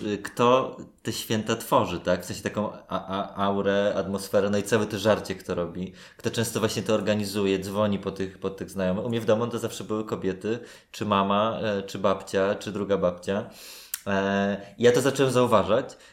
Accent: Warsaw, Masovian Voivodeship, Poland; Moi rodzice o dziwo, jesteśmy z Warszawy

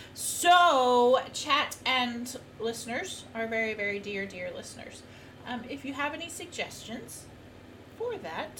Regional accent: United States; now in United Kingdom; But I'm an American.

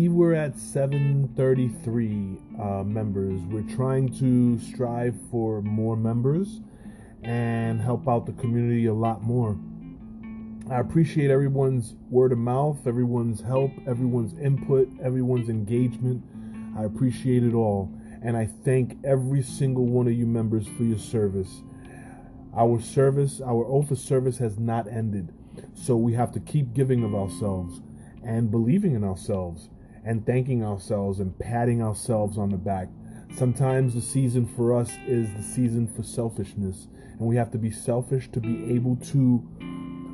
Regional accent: New York, United States; I'm a New Yorker

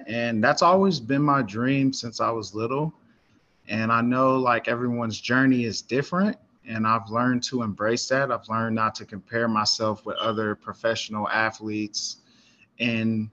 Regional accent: Denton, Texas, United States; also born or lived in Carrollton, Texas; I'm from Den, Texas. Grew up here. I was born in Carrollton.

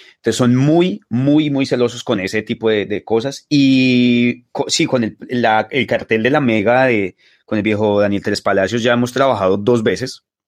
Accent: Bogotá, Colombia; moved away as an adult; also born or lived in Los Llanos, Colombia; now in China; yo fui criado en Suba y en Patio Bonito

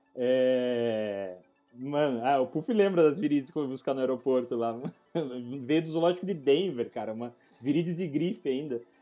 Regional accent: Brazil; eu sou do Brasil

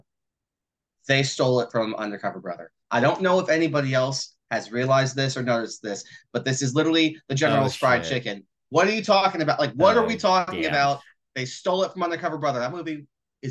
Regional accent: Texas, United States; I'm from Texas.

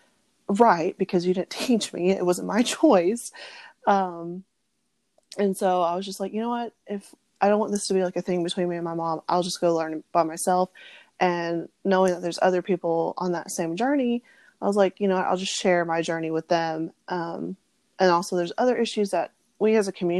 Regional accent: Arkansas, United States; moved away as an adult; also born or lived in Kansas; now in Nashville, United States; I was born in Kansas, and then when I was 3, my parents moved to Arkansas, and that's where I was raised

